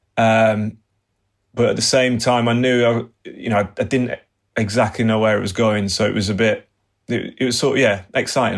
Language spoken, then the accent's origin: English; England, United Kingdom; being an Englishman